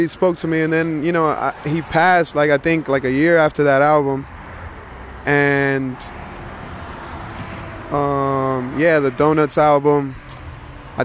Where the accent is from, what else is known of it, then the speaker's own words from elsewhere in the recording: Hialeah, Florida, United States; I'm from Hialeah, Miami, Florida.